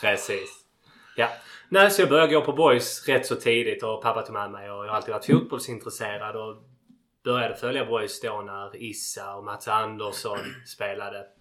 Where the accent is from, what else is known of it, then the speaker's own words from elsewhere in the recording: Landskrona, Skåne, Sweden; jag är född och uppvuxen i Landskrona och, och bor kvar här ännu.